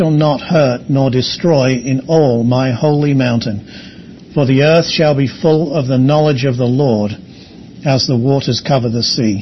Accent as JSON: {"language": "English", "region": "England", "country": "United Kingdom", "said": "I'm English"}